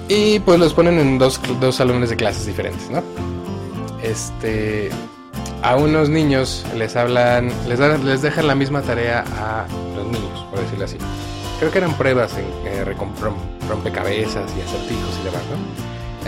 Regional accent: Mexico; seguimos siendo mexicanos

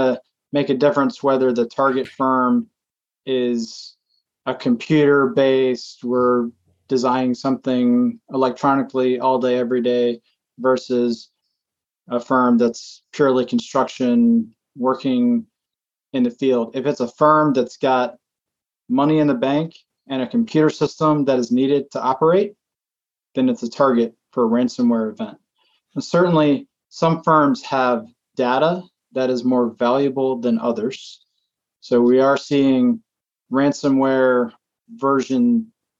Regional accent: Atlanta, Georgia, United States; moved away as an adult; also born or lived in Virginia; now in Portland, Maine, United States; I'm from Atlanta originally. I grew up in Metro Atlanta

